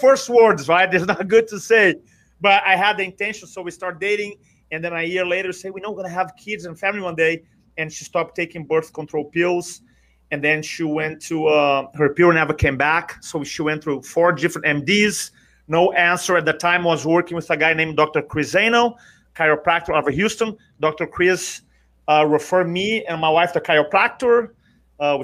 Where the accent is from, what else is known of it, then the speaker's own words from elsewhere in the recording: Brazil; English is a second language; moved away as an adult; now in United States; I'm from Brazil originally. You may recognize the accent, but I live in America now for 23 years